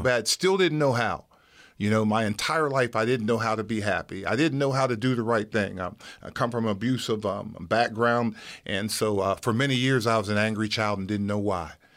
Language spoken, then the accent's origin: English; Wellsburg, West Virginia, United States; moved away as an adult; now in Erie, United States; I'm from Wellsburg, West Virginia